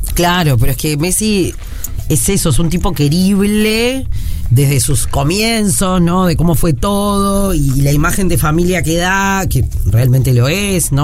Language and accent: Spanish; Uruguay